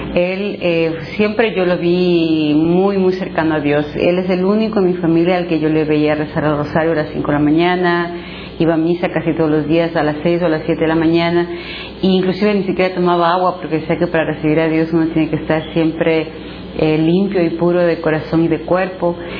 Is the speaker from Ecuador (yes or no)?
yes; Ecuador; soy ecuatoriana.